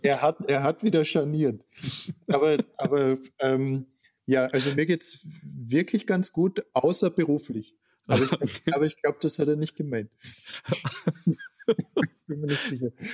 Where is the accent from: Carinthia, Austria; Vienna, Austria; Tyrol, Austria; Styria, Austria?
Carinthia, Austria; Klagenfurt; Ich bin in Klagenfurt geboren und war dort Kind